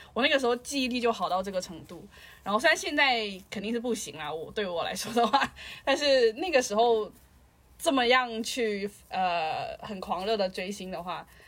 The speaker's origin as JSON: {"language": "Chinese", "country": "China", "moved": "yes", "said": "是中国人，我在外面"}